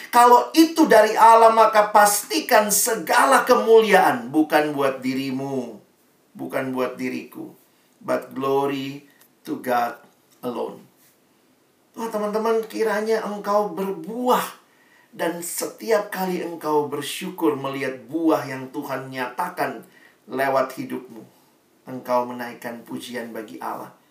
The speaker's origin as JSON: {"language": "Indonesian", "town": "Makassar", "region": "South Sulawesi", "country": "Indonesia", "tie": "born or raised there", "said": "Kayaknya rasanya saya anak Makassar Dari sekolah Di tempat di mana saya dididik Saya bertumbuh"}